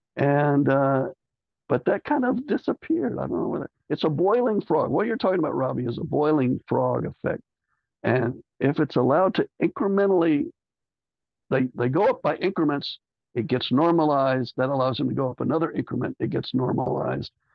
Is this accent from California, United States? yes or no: no; Texas, United States; I'm Texan